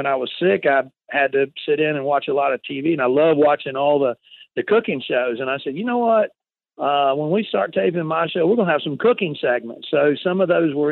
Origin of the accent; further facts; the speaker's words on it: South Carolina, United States; moved away; I grew up in South Carolina